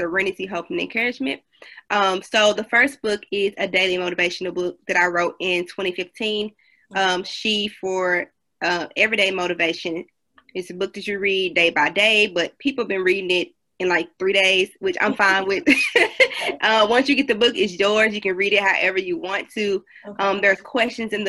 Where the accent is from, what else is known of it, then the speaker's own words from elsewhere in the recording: Memphis, Tennessee, United States; now in Nashville, United States; I am from Memphis, Tennessee, but I live in Nashville